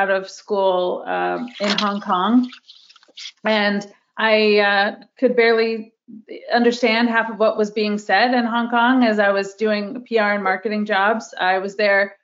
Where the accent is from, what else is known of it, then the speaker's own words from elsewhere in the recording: Pennsylvania, United States; moved away as an adult; also born or lived in Washington, D.C. / New York; I'm originally from Pennsylvania